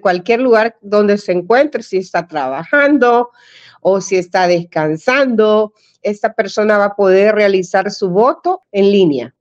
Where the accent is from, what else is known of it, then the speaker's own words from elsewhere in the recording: El Salvador; now in Washington, United States; a nosotros como salvadoreños